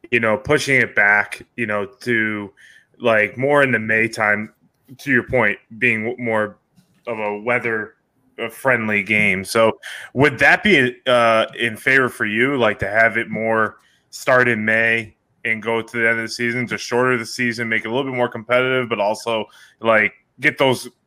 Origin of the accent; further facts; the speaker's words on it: Syracuse, New York, United States; Syracuse Mets. Well, I'm sorry, but that's my hometown. That's my hometown team